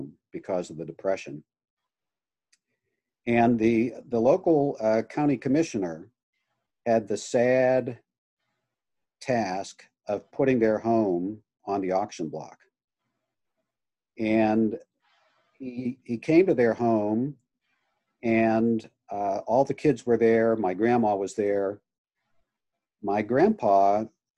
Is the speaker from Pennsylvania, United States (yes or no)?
yes; Pittsburgh, Pennsylvania, United States; we grew up in Pittsburgh